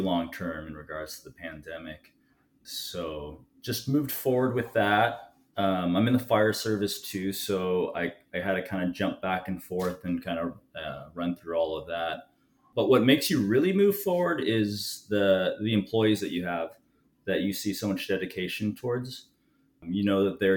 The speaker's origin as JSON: {"language": "English", "town": "Los Angeles", "region": "California", "country": "United States", "moved": "as an adult", "lives_now": "Oceanside, United States", "said": "I'm originally from Los Angeles, and I made my way down here by the Marine Corps"}